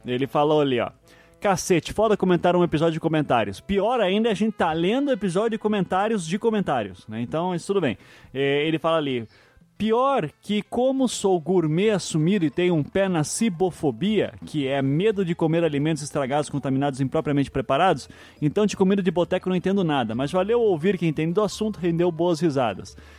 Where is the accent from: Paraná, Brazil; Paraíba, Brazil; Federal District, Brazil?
Paraná, Brazil; Curitiba; eu sou curitibano